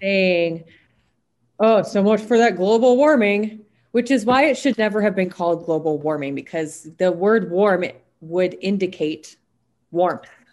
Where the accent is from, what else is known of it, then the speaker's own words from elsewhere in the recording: South Dakota, United States; when I was growing up in South Dakota